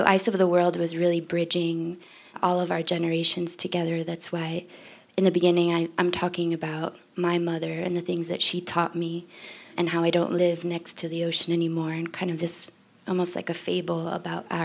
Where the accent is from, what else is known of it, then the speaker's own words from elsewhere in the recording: Florida, United States; my home state